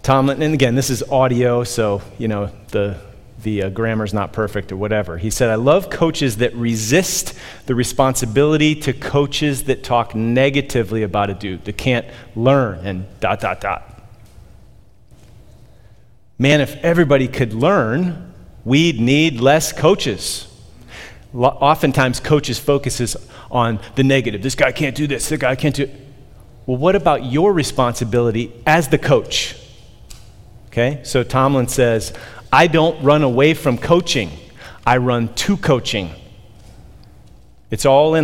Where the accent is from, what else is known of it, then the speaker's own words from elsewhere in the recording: Pittsburgh, Pennsylvania, United States; moved away; I grew up in Pittsburgh, Steelers Nation